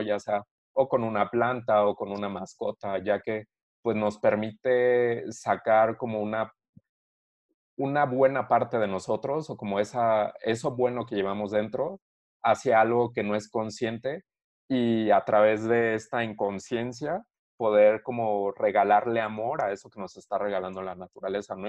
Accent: Querétaro, Mexico; soy orgullosamente mexicano y eh, obviamente soy queretano, vivo en Querétaro

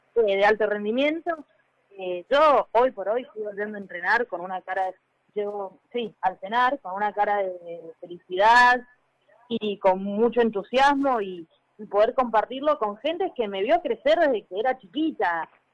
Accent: Mendoza, Argentina; moved away as an adult; also born or lived in Buenos Aires (Club Italiano); me fui de Mendoza a, Italiano, que en ese momento tenía 21 años

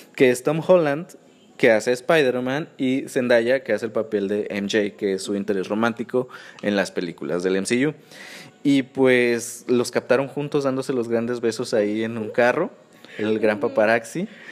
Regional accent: Guerrero, Mexico; also born or lived in Nuevo León; now in Monterrey, Mexico; yo soy de Guerrero. Entonces, yo cuando me vine a vivir a Nuevo León

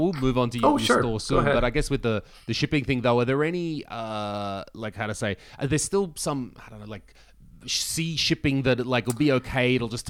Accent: Australia; moved away as an adult; now in Estonia; I'm Australian, but I've lived here for more than a decade

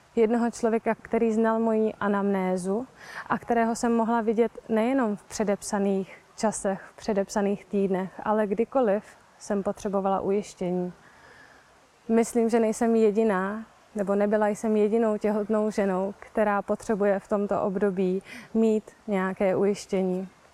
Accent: Prague, Czechia; já třeba konkrétně pocházím z Prahy

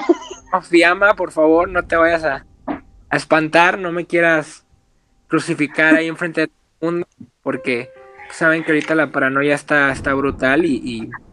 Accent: Mexico; como buen mexicano

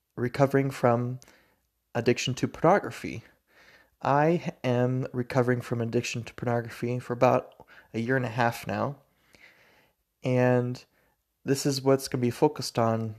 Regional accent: Spokane, Washington, United States; moved away as an adult; now in Logan, United States; I'm from Spokane, Washington. Currently live in Logan, Utah

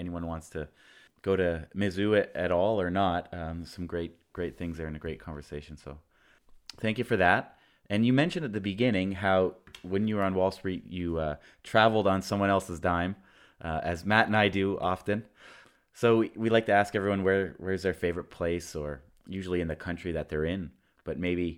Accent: Canada; I'm Canadian.

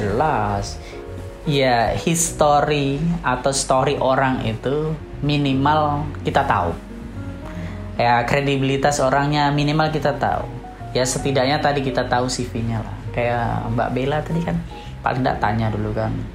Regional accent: Java, Indonesia; Kalau di Jawa ya, di Jawa itu kebetulan di kampung saya

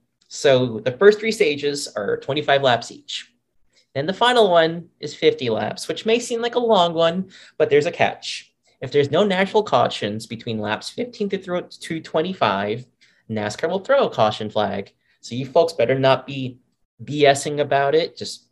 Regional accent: Bellingham, Massachusetts, United States; I grew up in Bellingham, Massachusetts during my high school years.

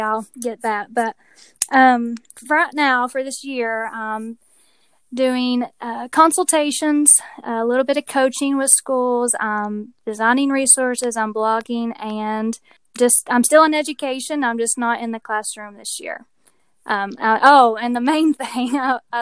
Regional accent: Tennessee, United States; you might be able to tell from my accent that I live in Tennessee. I was born and raised here

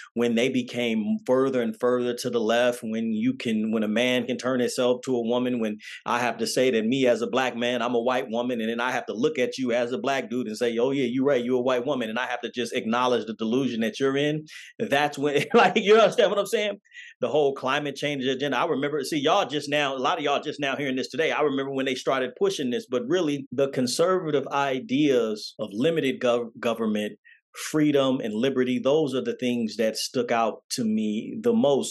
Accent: Oakland, California, United States; also born or lived in Las Vegas, Nevada; I was born in Oakland, California

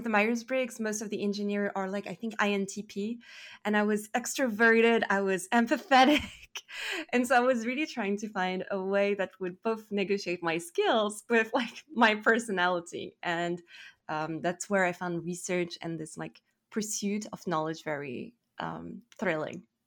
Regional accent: Paris, Île-de-France, France; English is a second language; moved away as an adult; now in Toronto, Canada; from France. I'm from Paris

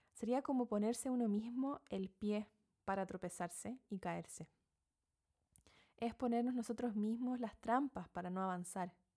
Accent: Chile; moved away as an adult; now in New Zealand; soy chilena, viviendo en Nueva Zelanda desde hace algunos seis años

